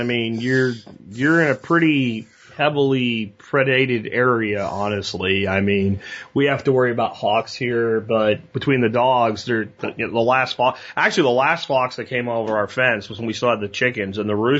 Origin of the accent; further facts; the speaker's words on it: Pennsylvania, United States; and I grew up in Pennsylvania